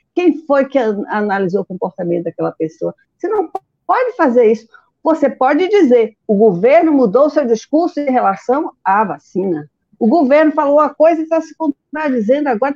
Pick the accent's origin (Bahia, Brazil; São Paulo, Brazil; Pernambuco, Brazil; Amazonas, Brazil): Bahia, Brazil; Feira de Santana; eu sou de Feira de Santana